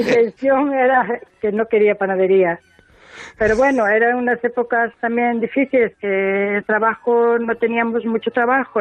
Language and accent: Spanish; Rodeiro, Galicia, Spain; born or raised there; also born or lived in Venezuela